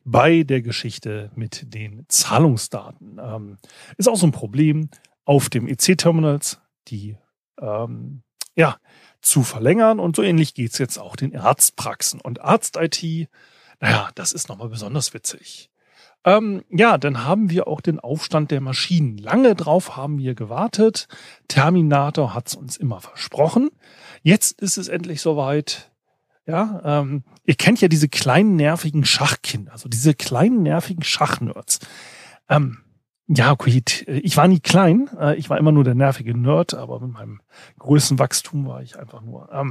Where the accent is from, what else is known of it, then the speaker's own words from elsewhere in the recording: Northern Germany, Germany; Also Weißwurstfrühstück ist ja so schon, also als Norddeutscher fragwürdig ist.